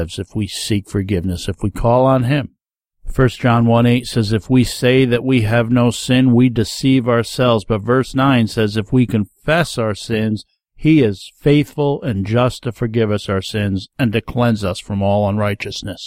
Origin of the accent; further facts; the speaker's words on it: Rondout Valley, New York, United States; As a young man growing up in the Rondout Valley area of New York State, if you don't know where that is, it's down in the Catskill Mountain region